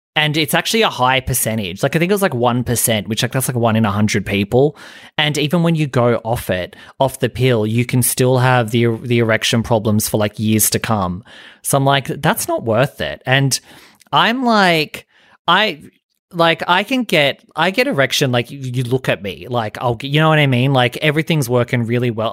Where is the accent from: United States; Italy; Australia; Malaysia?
Australia; being Australian